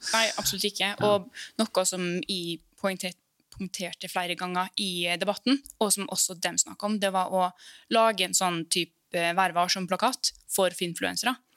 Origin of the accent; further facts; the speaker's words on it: Molde or Ålesund, Møre og Romsdal, Norway; also born or lived in Iceland; now in Oslo, Norway; Jeg er opprinnelig fra Island. Men jeg flytta hit til Norge når jeg var fem år.